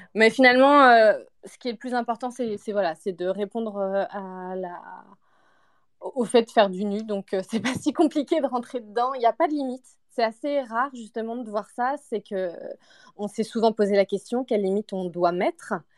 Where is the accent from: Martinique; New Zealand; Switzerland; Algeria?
Martinique; now in Montreal, Canada; Alors, je suis à Montréal, mais je viens de Martinique en réalité